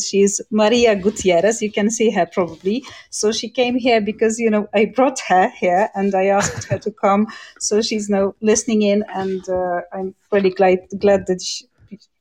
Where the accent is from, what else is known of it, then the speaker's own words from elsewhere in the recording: Poland; first language Polish; English is a second language; I'm from Poland